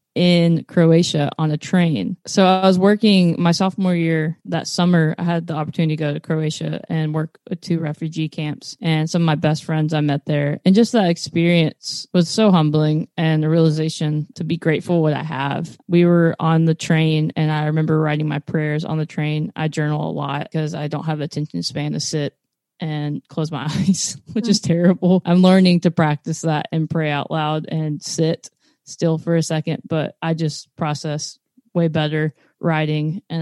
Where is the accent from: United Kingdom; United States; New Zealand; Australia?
United States; Texas; now in Nashville, United States; I Southeast Texas. So I moved here actually to not